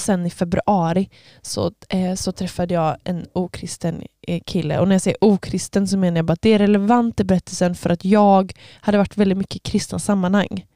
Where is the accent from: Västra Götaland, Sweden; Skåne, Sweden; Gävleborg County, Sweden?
Västra Götaland, Sweden; Öckerö; jag kommer ifrån Öckerö. Ehm, eller jag, ja, jag får inte riktigt kallas öbo jag, för att jag var inte född där